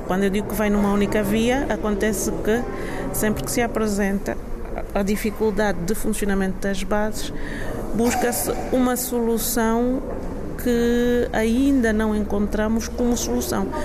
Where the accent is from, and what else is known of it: Angola